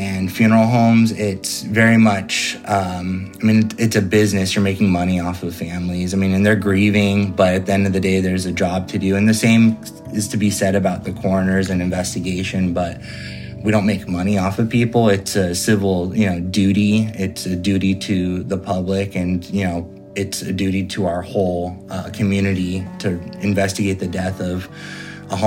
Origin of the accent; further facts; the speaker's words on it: Fresno, California, United States; also born or lived in Sacramento, California / Santa Cruz, California; I'm from Fresno, California